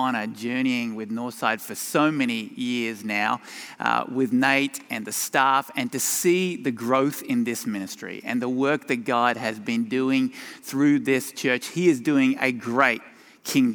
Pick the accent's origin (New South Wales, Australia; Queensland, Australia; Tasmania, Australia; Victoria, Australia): Tasmania, Australia; moved away as an adult; also born or lived in Sydney, Australia; now in Colorado, United States; My accent originated in my home state of Tasmania